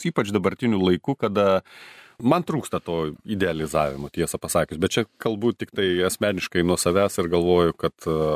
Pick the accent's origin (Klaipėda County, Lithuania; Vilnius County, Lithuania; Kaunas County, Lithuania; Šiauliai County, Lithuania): Kaunas County, Lithuania; Kaunas; kaip Kaunietis, Kauniškis